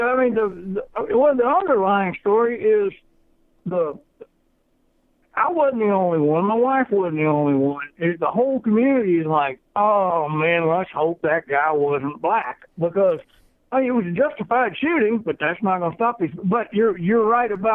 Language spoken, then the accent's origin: English; Paducah, Kentucky, United States; deputy sheriff in my hometown, Paducah, Kentucky